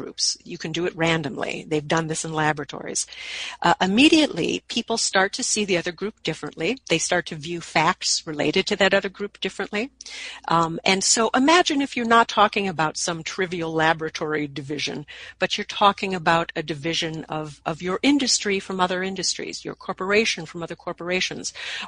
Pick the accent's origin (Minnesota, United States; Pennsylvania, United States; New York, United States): Minnesota, United States; my home state of Minnesota